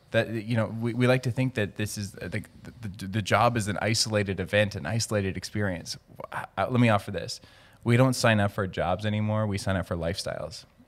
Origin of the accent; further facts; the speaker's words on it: Cranbrook, British Columbia, Canada; now in Vancouver, Canada; I grew up in Cranbrook, British Columbia, small town, twenty-two thousand people, very southeast corner of British Columbia.